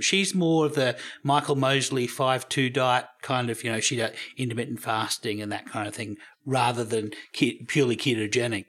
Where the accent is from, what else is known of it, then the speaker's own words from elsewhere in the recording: Australia; I'm Australian